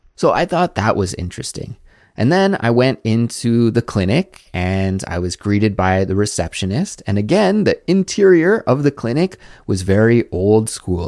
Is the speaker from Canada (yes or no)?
yes; Canada; moved away as an adult; now in South Korea